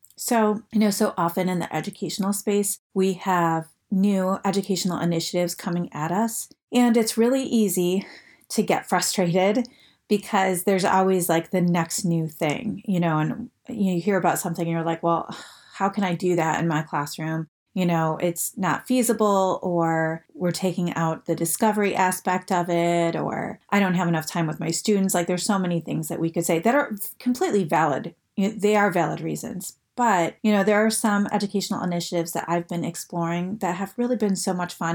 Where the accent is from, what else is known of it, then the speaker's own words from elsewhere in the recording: Detroit, Michigan, United States; I'm originally from the Detroit area